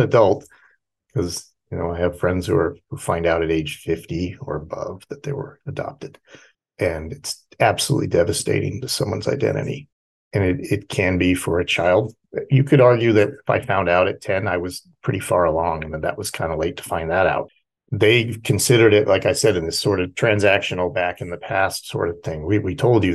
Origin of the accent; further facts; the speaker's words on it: near San Diego, California, United States; moved away; I was raised near San Diego and lived 37 years in California